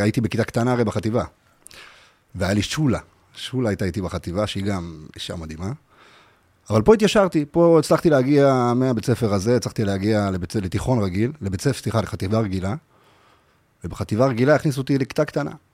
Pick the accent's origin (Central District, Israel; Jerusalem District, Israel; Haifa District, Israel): Central District, Israel; Kfar Saba; אני גדלתי קודם כל בשכונה ביוספטל, בכפר סבא